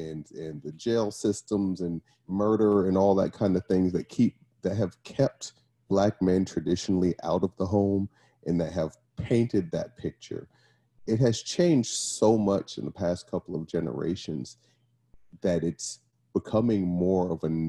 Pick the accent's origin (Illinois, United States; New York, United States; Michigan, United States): New York, United States; Brooklyn; now in Arizona, United States; I am from Brooklyn, New York, originally. By way of lots of other places, just landed in Arizona.